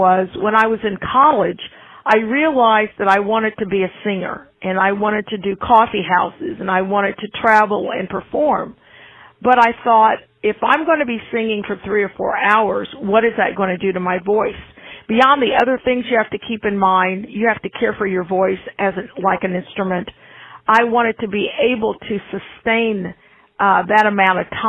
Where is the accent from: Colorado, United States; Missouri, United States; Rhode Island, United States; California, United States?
Missouri, United States; Independence; also born or lived in Moundville, Alabama; now in Kansas City, United States; Independence, Missouri, which is where I was raised and where I grew up